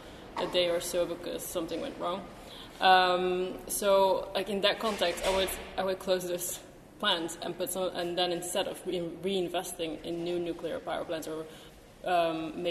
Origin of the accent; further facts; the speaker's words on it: Belgium; moved away; my home country, Belgium, we've got two nuclear power plants